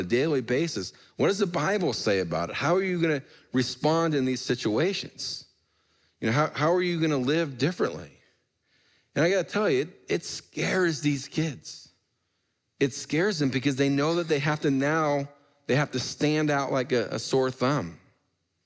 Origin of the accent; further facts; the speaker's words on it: Portland, Oregon, United States; where I grew up in Portland